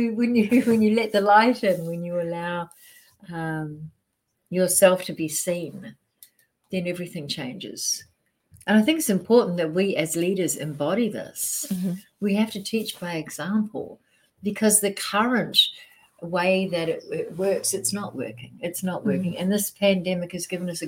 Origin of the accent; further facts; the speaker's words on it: New Zealand; moved away as an adult; also born or lived in Australia; now in United States; I'm a Kiwi. I'm from New Zealand, but I did all my business in Australia.